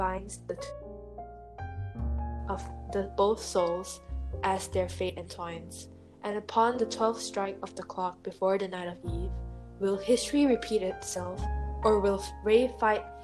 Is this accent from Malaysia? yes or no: yes; Malaysia; I am a Malaysian, but I'm Chinese